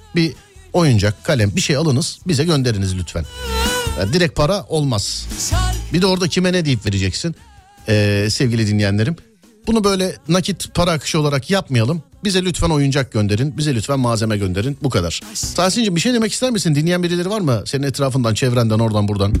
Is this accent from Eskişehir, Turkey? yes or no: no; Istanbul, Turkey; ben orada doğdum büyüdüm